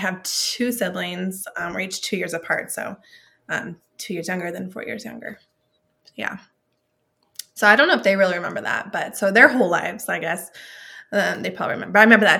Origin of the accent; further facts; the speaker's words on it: Klamath Falls, Oregon, United States; born there; Well, I was born in Klamath Falls, Oregon. So small town. I grew up in a Christian household.